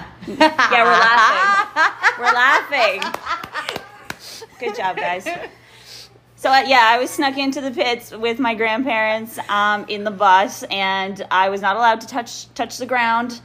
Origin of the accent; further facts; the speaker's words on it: Canada; I'm Canadian.